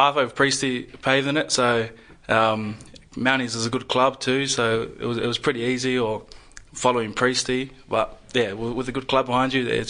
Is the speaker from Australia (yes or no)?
yes; Kalgoorlie, Western Australia, Australia; I played a bit of footy growing up in Kalgoorlie.